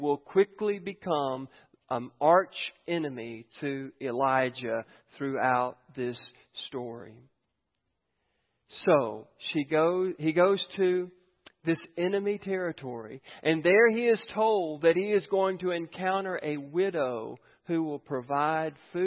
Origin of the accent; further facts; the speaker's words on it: United States; I'm from Giles County